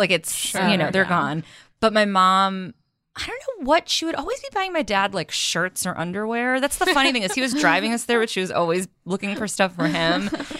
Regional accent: Belmont, Massachusetts, United States; moved away; I grew up in Belmont, Massachusetts, which is a suburb just outside of Cambridge, outside of Boston.

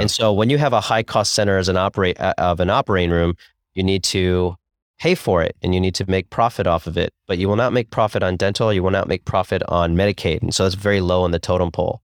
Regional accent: Columbus, Ohio, United States; also born or lived in Cincinnati / Chicago; I grew up in Columbus, Ohio

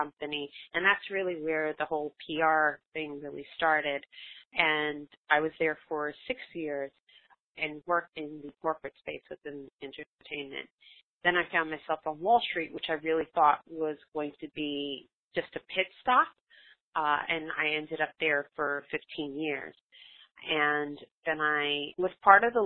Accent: New York City, New York, United States; I grew up in Brooklyn, New York, we were really fortunate enough to have swimming pools in our apartment complex.

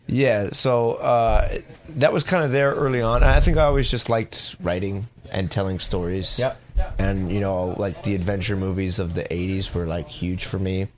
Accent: Los Angeles, California, United States; also born or lived in San Diego; I grew up in Los Angeles

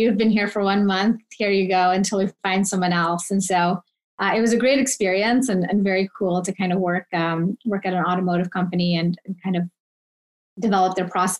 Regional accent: Michigan, United States; moved away; Originally, I'm from Michigan, went to school at University of Michigan

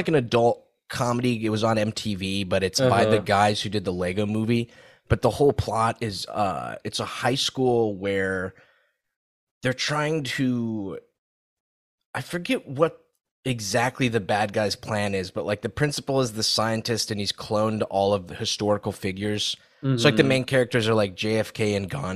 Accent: Saudi Arabia; moved away; growing up in Saudi

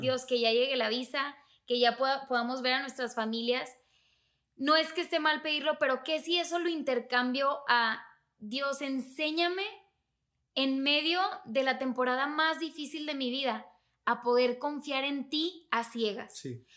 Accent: Monterrey, Nuevo León, Mexico; moved away; yo soy de Monterrey

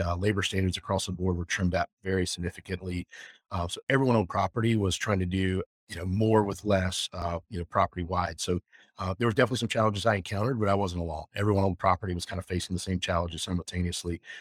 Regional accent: the South, United States; moved away as an adult; also born or lived in Jackson Hole; growing up in the South where my family's from and the people that I grew up

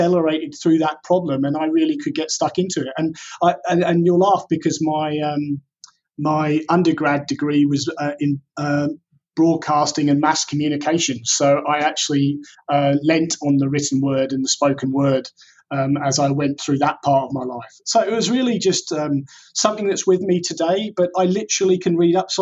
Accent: England, United Kingdom; growing up in England at the time, dyslexia was completely unrecognized

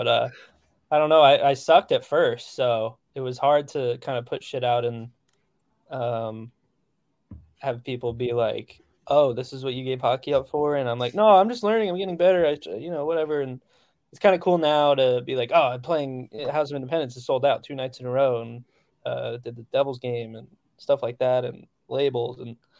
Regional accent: New Jersey, United States; Yeah, I grew up like in Central Jersey, so Starline Ballroom was probably like the big one growing up that I went to all the time.

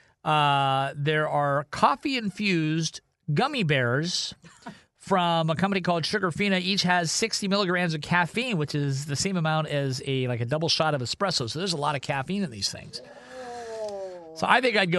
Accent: Ohio, United States; now in Seattle, United States; I'm born and raised in Ohio

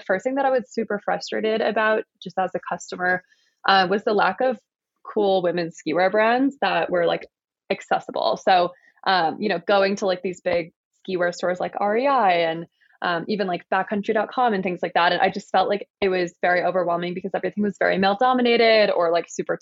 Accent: Michigan, United States; moved away as an adult; now in Colorado, United States; I grew up in Michigan and I've lived in Colorado for about 3.5 years now.

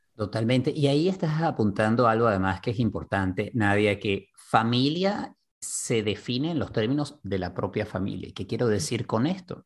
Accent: Venezuela; first language Spanish; now in Miami, United States; Creciendo en Venezuela hay una cantidad de elementos de racismo que yo no veía y que asumía como venezolano

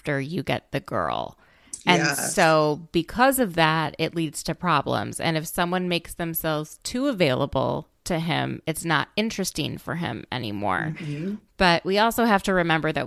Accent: Minnesota, United States; I'm from Minnesota

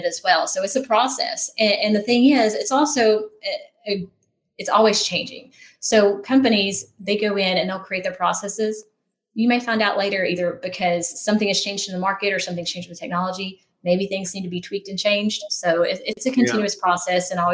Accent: outside of Knoxville, Tennessee, United States; I grew up outside of Knoxville

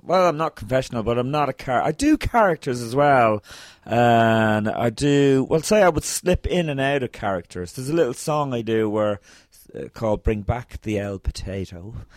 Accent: Ireland; growing up in Ireland

